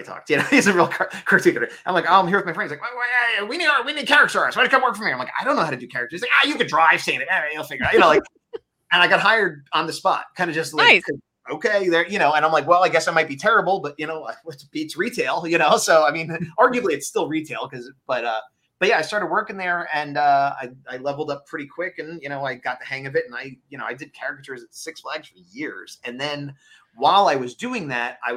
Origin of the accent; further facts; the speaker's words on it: East Coast, United States; moved away; I'm from the East Coast originally